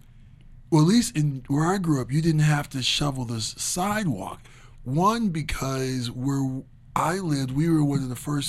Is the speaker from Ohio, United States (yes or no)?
yes; Twinsburg, Ohio, United States; I grew up in Twinsburg. My parents lived on, like, an acre of land.